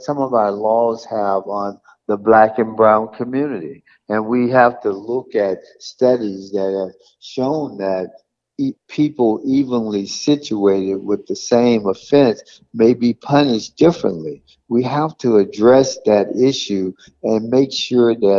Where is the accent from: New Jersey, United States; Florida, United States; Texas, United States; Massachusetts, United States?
Florida, United States; South; born here in South Florida